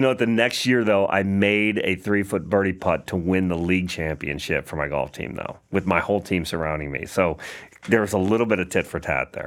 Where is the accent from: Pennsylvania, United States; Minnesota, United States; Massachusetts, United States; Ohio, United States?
Ohio, United States; Perrysburg; moved away; also born or lived in Atlanta; From Perrysburg, Ohio